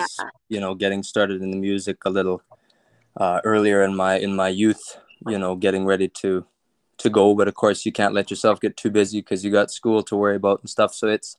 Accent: Big River, Saskatchewan, Canada; Well, I guess I was born in Saskatoon in Saskatchewan. Nice. And I lived on a farm near Big River. Actually, it was a ranch.

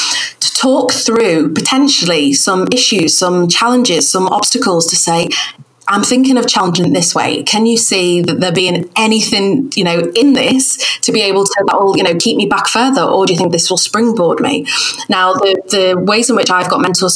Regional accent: United Kingdom; accent: northern; my northern accent

